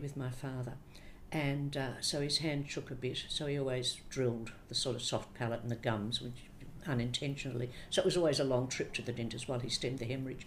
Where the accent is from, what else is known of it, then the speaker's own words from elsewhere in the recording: Sydney, New South Wales, Australia; also born or lived in Melbourne; Born in Sydney. Lived in Sydney till I was 7, then family moved to Melbourne. And when I was 13, we moved back to Sydney